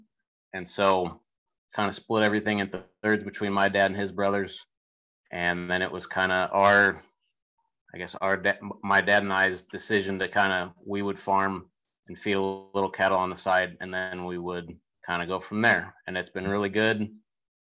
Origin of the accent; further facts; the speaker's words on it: West Point, Nebraska, United States; I'm from West Point, and that is in Northeast Nebraska.